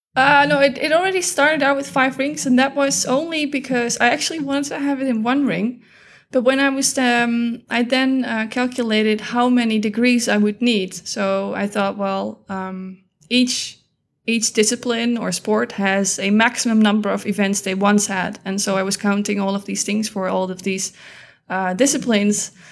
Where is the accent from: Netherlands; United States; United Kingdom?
Netherlands; I am from the Netherlands